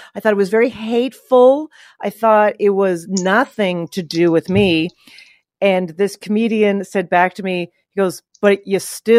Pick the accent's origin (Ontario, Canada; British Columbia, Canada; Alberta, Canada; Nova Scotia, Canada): Alberta, Canada; Calgary; moved away as an adult; also born or lived in Toronto; now in New York, United States; I grew up in Calgary, Alberta, Canada